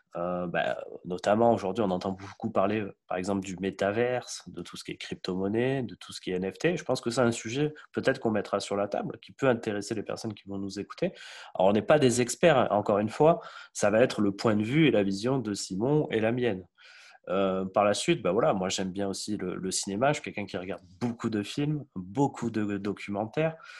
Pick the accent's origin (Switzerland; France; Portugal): Portugal; je suis portugais